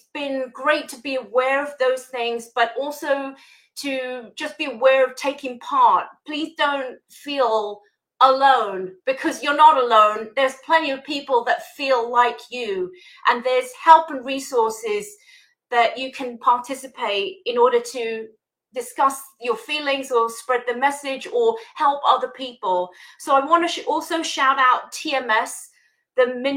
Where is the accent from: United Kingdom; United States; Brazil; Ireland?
United Kingdom; accent: British; I have like an Asian background, despite my British accent